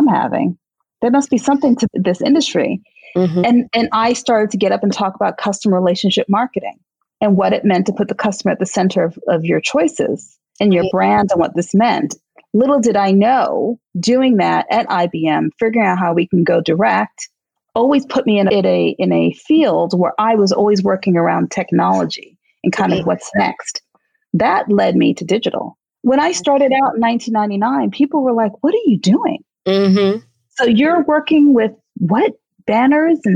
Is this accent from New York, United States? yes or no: yes; New York City, New York, United States; in my neighborhood where I grew up in Queens